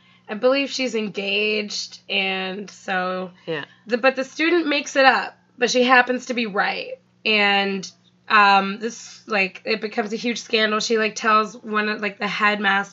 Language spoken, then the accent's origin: English; Toronto, Ontario, Canada; also born or lived in Bradford, Ontario; I grew up in Toronto for the most part. I moved from Toronto to a town called Bradford when I was 8, and I came back to Toronto when I was 15.